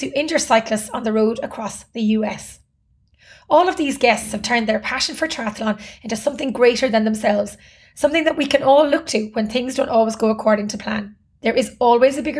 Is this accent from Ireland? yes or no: yes; Cork, Munster, Ireland; I'm from Cork originally